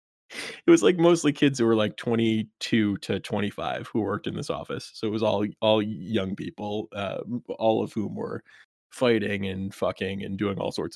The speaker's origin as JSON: {"language": "English", "region": "Rhode Island", "country": "United States", "tie": "born or raised there", "said": "And also, I grew up in Rhode Island, where our regional grocery chain, one of them, is called Stop and Shop."}